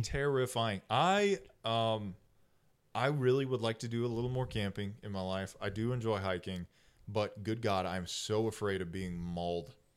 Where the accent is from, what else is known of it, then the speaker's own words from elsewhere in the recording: Texas, United States; I'm from Texas